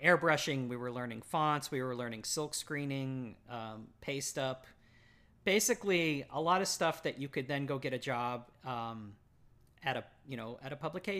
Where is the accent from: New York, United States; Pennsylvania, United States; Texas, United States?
Texas, United States; Dallas; I grew up in Texas, okay. Like the burbs of North Dallas, basically. Mm-hmm. So yeah, my whole life had been Texas.